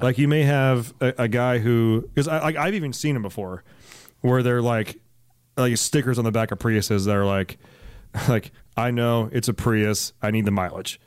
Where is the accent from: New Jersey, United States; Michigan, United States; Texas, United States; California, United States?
California, United States; Alameda; moved away; also born or lived in San Jose; I grew up, for the most part, in Alameda. It is an island in the San Francisco Bay, right next to Oakland